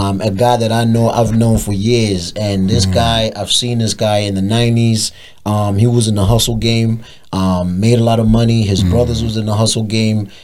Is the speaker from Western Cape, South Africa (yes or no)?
no; Durban, KwaZulu-Natal, South Africa; in Durban, in my hometown